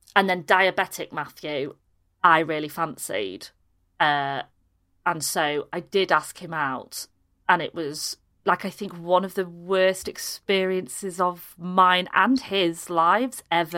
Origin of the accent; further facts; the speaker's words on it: Harrogate, Yorkshire and the Humber, United Kingdom; also born or lived in Leeds / Pannal; I was born in Leeds, but we, we went to school in Harrogate